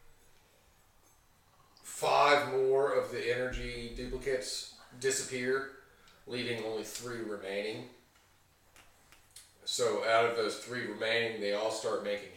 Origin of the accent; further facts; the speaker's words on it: the South, United States; I'm from the South